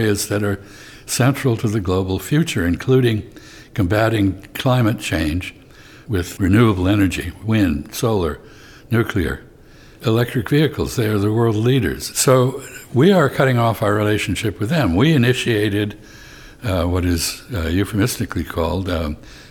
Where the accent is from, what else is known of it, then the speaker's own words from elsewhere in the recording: United States; as an American